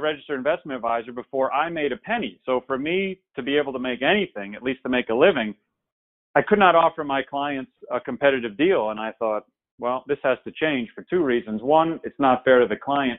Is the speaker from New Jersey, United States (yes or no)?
yes; New Jersey, United States; moved away as an adult; also born or lived in Durham, North Carolina; now in Atlanta, United States; Born and raised in New Jersey